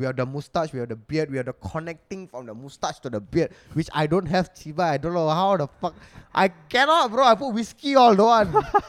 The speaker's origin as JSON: {"language": "English", "country": "India", "said": "Like, I fucking love myself being an Indian."}